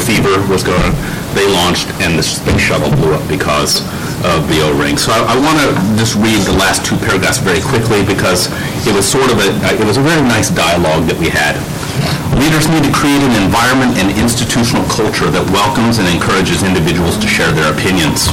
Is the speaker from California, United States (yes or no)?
no; Houston, Texas, United States; moved away; I'm a born and raised Texan. I grew up in Houston